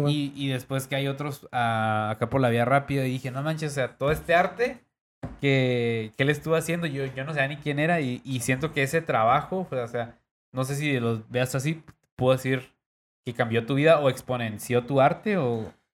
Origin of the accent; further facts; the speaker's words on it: Tijuana, Baja California, Mexico; siendo acá de Tijuana